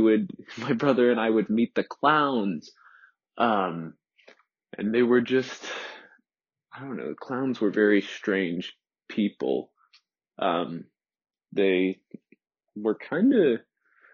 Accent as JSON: {"language": "English", "town": "Cypress", "region": "Texas", "country": "United States", "tie": "born or raised there", "also_born_or_lived": "Lafayette, Louisiana / Crowley, Louisiana", "moved": "as an adult", "said": "It's a suburb called Cypress, into a, very affluent, upper middle class, well-to-do white suburb. And that was where I lived from when I was two up until I moved away to college."}